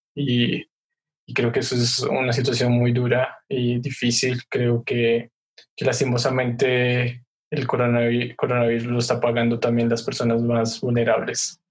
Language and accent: Spanish; Sogamoso, Boyacá, Colombia; Sogamoso, que es de donde soy